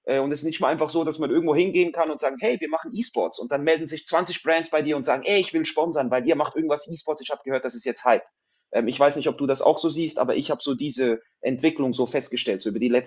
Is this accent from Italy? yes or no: no; Switzerland; now in Zurich, Switzerland; ich, ich, wohne in Zürich, ich komme aus der Schweiz.